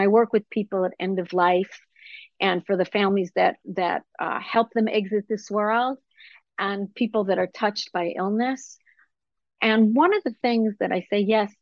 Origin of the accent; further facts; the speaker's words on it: Israel; I grew up in Israel under the cloud of the Holocaust